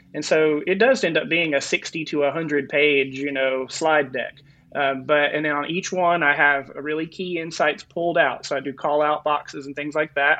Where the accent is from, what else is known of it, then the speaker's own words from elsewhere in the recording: North Carolina, United States; moved away as an adult; also born or lived in Florida / California; now in Arizona, United States; I'm actually from North Carolina and then went to college in Florida, spent about 10 years in California. And now I'm in Arizona